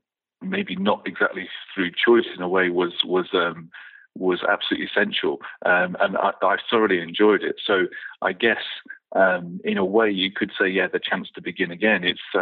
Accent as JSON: {"language": "English", "country": "United Kingdom", "also_born_or_lived": "Korea", "moved": "as an adult", "said": "I come from Britain, and when I moved to Asia, to Korea, I mean, at that time in 1996"}